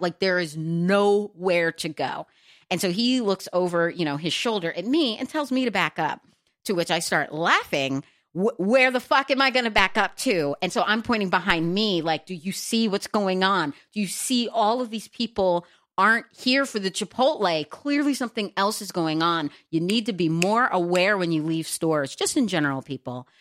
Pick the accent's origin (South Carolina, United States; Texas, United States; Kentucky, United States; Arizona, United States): Texas, United States; moved away as an adult; also born or lived in New York City / Los Angeles, California; now in New Jersey, United States; I grew up in Texas